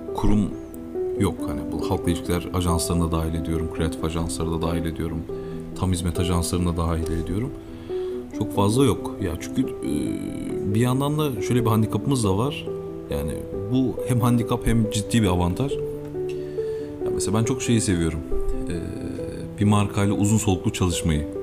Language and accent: Turkish; Eskişehir, Turkey; also born or lived in Istanbul / Barcelona